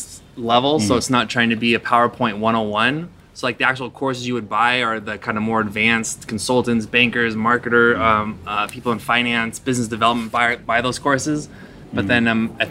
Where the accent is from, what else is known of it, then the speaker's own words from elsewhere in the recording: Seattle, Washington, United States; moved away as an adult; also born or lived in China; now in Bali, Indonesia; I'm from Seattle